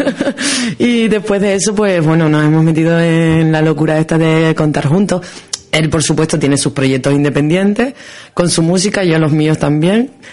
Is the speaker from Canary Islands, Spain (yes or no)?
yes; Canary Islands, Spain; somos los canarios